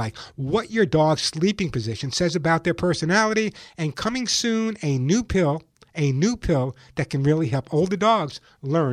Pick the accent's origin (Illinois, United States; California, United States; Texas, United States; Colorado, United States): California, United States; Santa Monica; calling from my hometown of Santa Monica, California.